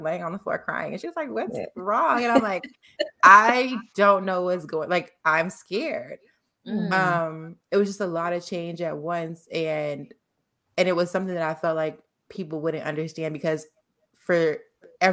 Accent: Chicago, Illinois, United States; moved away as an adult; also born or lived in Los Angeles; growing up in Chicago and going to school, going to college nearby Chicago

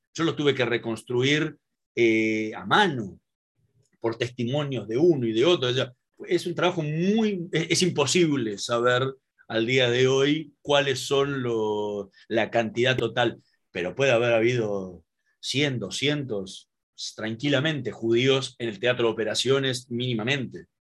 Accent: Argentina

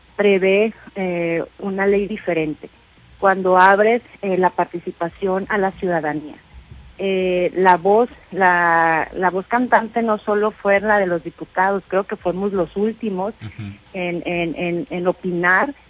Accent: Los Mochis, Sinaloa, Mexico; los mochis, eh, mi tierra natal

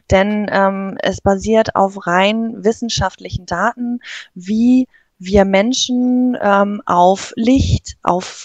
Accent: Northern Germany, Germany; Also wie man hört, ähm, ich komme aus dem Norden, ähm, gebürtig, äh, ja

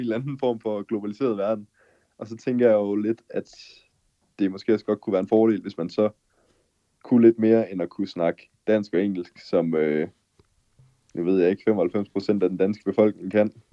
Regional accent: Denmark; moved away as an adult; now in Mexico; som dansker

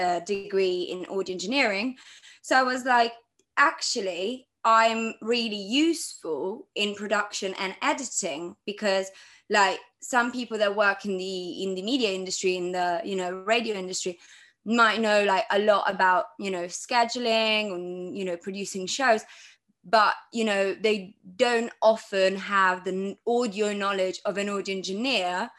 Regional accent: Milan, Lombardy, Italy; I grew up in Milan, Italy.

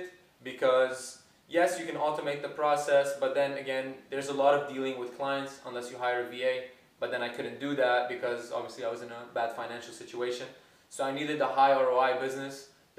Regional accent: Lebanon; moved away as an adult; now in United States; I am from Lebanon. A lot of people know this. I moved to the States around 4 or 5 years ago

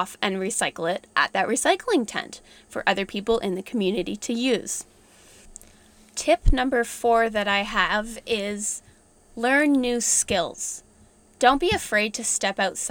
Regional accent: Ontario, Canada; I'm from Ontario

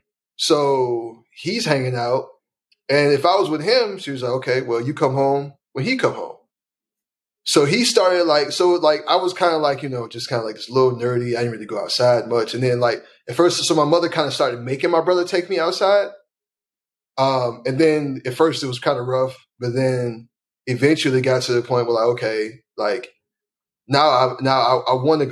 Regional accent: Chicago, Illinois, United States; South side of Chicago.

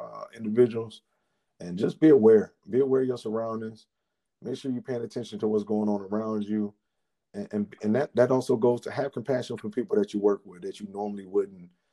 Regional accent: United States; Kenosha, which is very close to my hometown

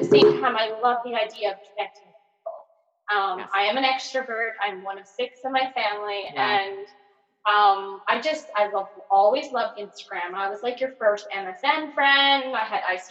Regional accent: rural Nova Scotia, Canada; accent: very Nova Scotian; I grew up in like small rural Nova Scotia

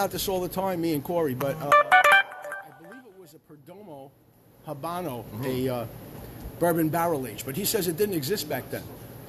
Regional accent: New York City, New York, United States; moved away as an adult; also born or lived in Swedesboro, New Jersey; now in New Jersey, United States; I'm from Brooklyn, New York

